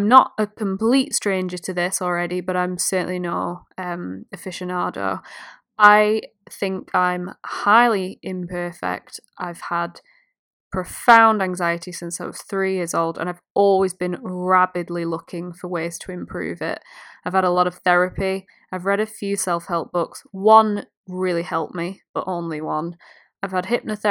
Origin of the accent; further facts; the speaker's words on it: United Kingdom; I'm British